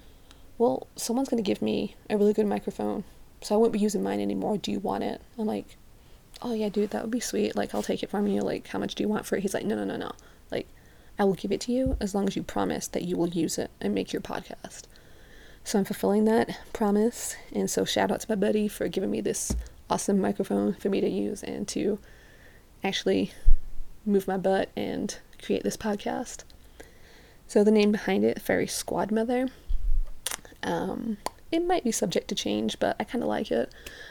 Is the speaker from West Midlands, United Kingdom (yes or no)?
yes; Birmingham, West Midlands, United Kingdom; now in Utah, United States; So, I am from Birmingham, England. I've grown up in other places, so my accent isn't very strong anymore.